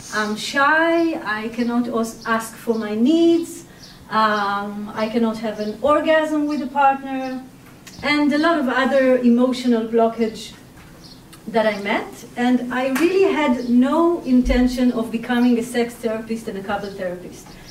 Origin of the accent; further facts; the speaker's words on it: Israel; I was born and raised in Israel